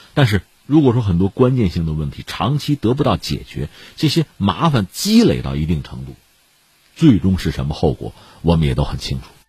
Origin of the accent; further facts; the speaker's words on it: China; 这个你可以联想一下我们中国人对这个杠杆的警惕